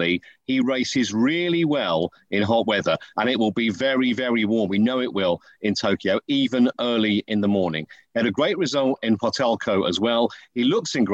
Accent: United Kingdom; I'm a Brit and proud to be one

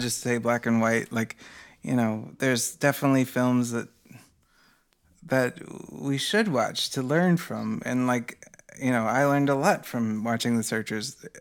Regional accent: United States; as an American

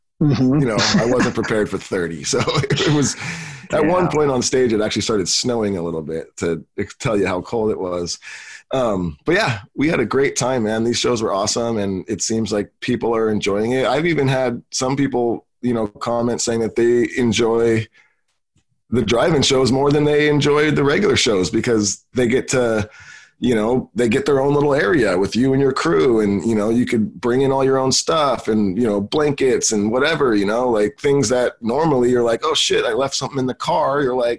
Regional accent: California, United States; I'm from California.

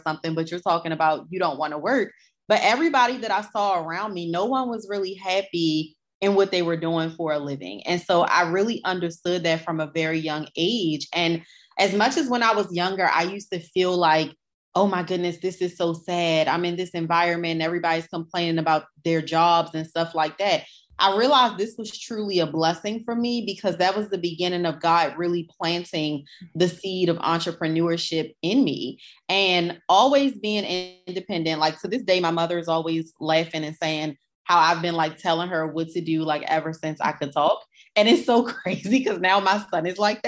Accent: Baltimore, Maryland, United States; I grew up in West Baltimore

